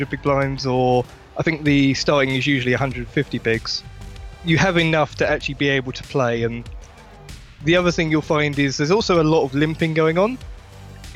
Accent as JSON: {"language": "English", "region": "London", "country": "United Kingdom", "said": "I'm from London."}